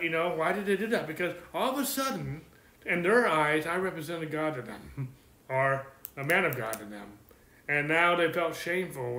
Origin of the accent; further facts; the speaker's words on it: California, United States; I'm from California and I'm a pastor